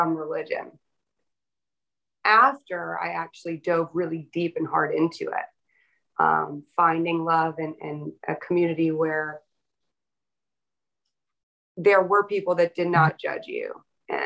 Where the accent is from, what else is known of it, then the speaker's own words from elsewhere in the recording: the South, United States; I was raised in the South by a Northern New York Italian Sicilian Catholic and a man from the mountains of Pennsylvania